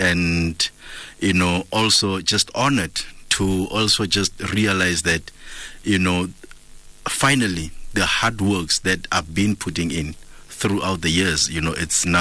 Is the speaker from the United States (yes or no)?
no; Kimberley, Northern Cape, South Africa; moved away as an adult; now in Gauteng, South Africa; I'm from Kimberley, you know, the hood that I was raised in was full of reggae music lovers